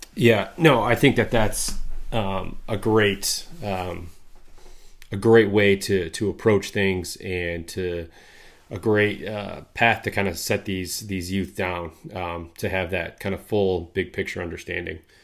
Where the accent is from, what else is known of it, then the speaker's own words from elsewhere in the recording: Midwest, United States; growing up in the Midwest here